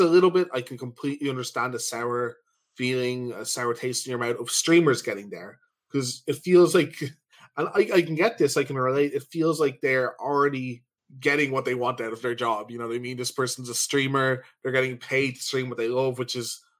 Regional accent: Ireland; We're from Ireland

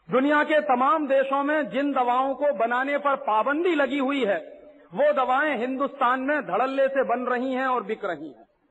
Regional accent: Allahabad, Uttar Pradesh, India; मेरे शहर में

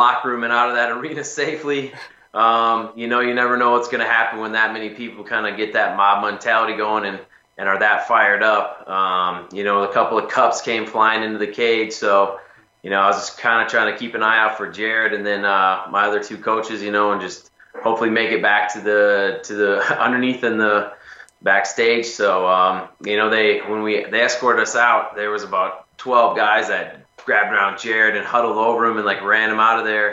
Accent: Minnesota, United States; moved away; back in my home state

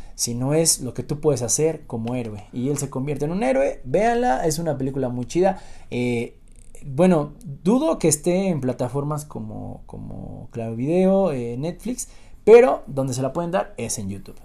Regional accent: Mexico; also born or lived in Tulancingo, Hidalgo; como mexicanos

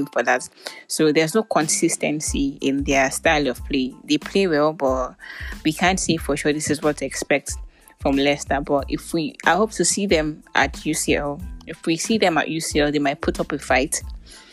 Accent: Nigeria; I'm Nigerian

